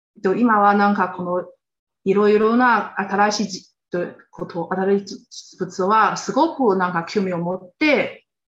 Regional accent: Xinjiang Uyghur Autonomous Region, China; Japanese is a second language; moved away as an adult; now in Japan; 出 身は、えっと、中国の新居、ウェイクル自治区っていうところです

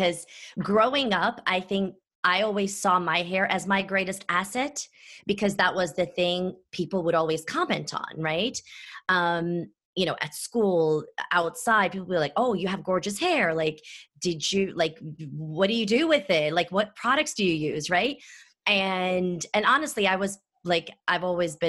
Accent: Istanbul, Turkey; moved away; also born or lived in Athens, Ohio, United States; I'm originally from Istanbul, Turkey

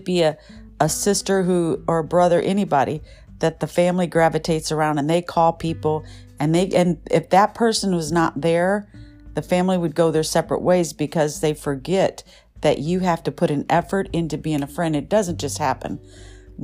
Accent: Michigan, United States; now in Southern California, United States; I grew up in Michigan

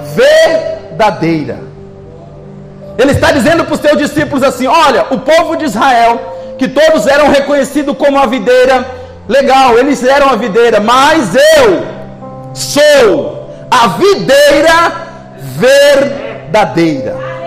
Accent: Northeast Brazil, Brazil; moved away; Nós que somos nordestinos

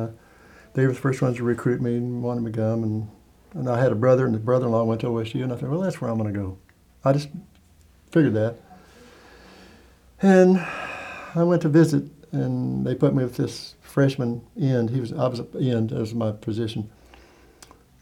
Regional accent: Caldwell, Kansas, United States; also born or lived in Oklahoma; that's where our mail and where I was born, but we lived on a farm in Oklahoma.

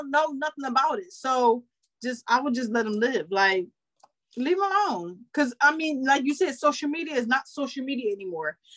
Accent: Philadelphia, Pennsylvania, United States; I'm, I'm from, from, Philadelphia.

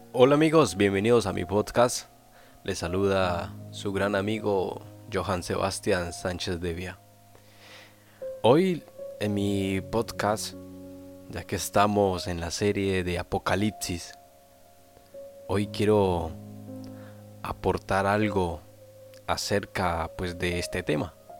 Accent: Colombia; also born or lived in Flandes, Tolima, Colombia; now in Spain; en mi país, en Colombia, yo soy colombiano, pero actualmente vivo en España

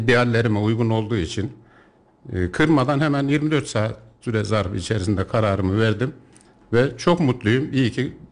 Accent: Yeşilhisar, Kayseri Province, Turkey; Doğuma büyüme Yeşilhisarlıyım. Kayseri'ye ufak tefek geliş gidişlerim olmuştur ama Yeşilhisar'dan irtibatımı hiç kesmedim.

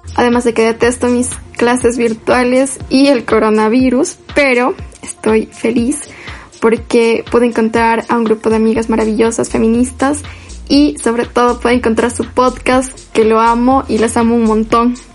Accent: Loja, Ecuador; soy de Loja, Ecuador

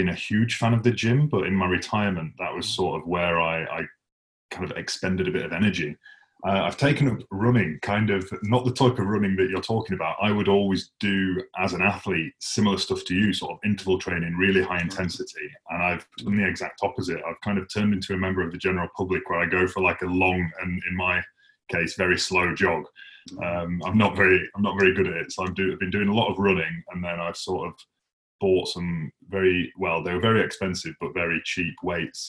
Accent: Huddersfield, Yorkshire and the Humber, United Kingdom; moved away; I don't actually live in Huddersfield anymore, but I grew up in Huddersfield

